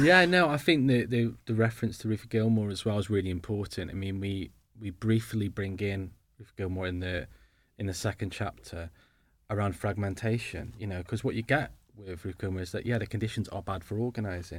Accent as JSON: {"language": "English", "town": "Stoke-on-Trent", "region": "West Midlands", "country": "United Kingdom", "moved": "yes", "said": "I'm from Stoke originally"}